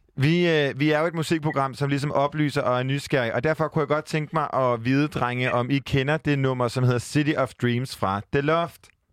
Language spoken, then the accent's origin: Danish; Jutland, Denmark; jeg er en jyde